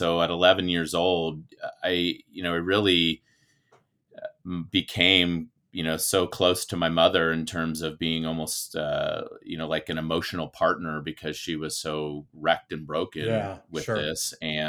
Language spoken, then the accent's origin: English; Bay Area, California, United States; I grew up in the Bay Area, California.